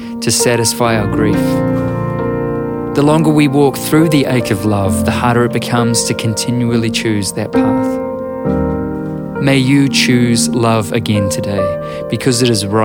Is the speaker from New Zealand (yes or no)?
yes; New Zealand; I'm a writer and a musician from Aotearoa, New Zealand.